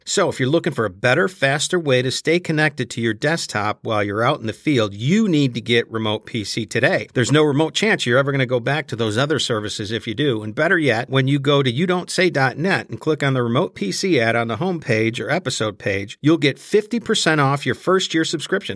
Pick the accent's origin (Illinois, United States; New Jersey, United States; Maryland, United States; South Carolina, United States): Illinois, United States; Chicago; growing up in Chicago in the early seventies